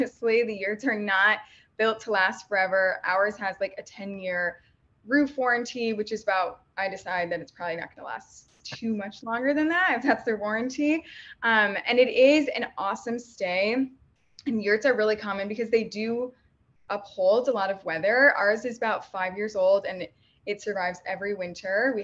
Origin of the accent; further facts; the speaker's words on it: Midwest, United States; I'm from the Midwest